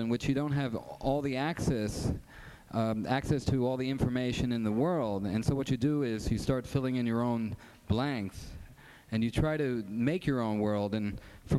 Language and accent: English; New York, United States; growing up in New York, in my neighborhood